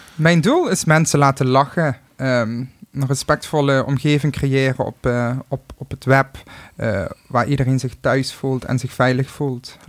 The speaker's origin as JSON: {"language": "Dutch", "region": "Limburg", "country": "Netherlands", "accent": "Limburg", "said": "mijn accent"}